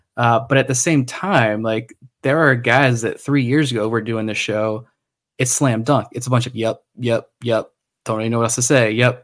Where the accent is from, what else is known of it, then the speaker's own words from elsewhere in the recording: Suffolk, Virginia, United States; I grew up in Suffolk